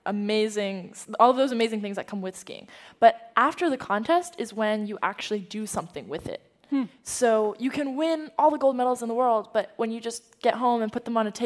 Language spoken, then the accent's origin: English; San Francisco, California, United States; also born or lived in Beijing, China; I was born in San Francisco